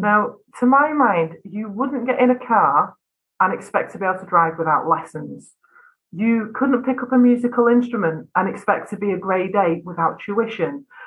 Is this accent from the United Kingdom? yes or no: yes; North West England, United Kingdom; accent: flat vowels; I come from Northwest England I have very flat vowels in my accent.